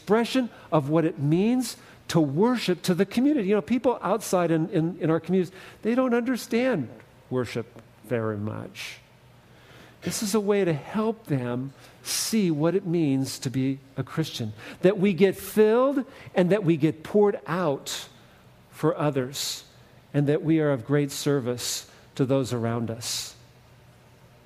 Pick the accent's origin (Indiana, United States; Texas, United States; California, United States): California, United States; Fresno; I grew up in the Central Valley outside of Fresno